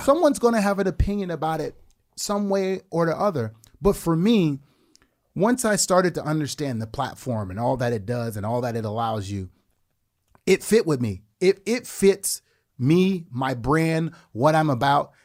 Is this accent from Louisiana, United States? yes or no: yes; New Orleans, Louisiana, United States; moved away; I came from the Desire Projects in the Ninth Ward of New Orleans.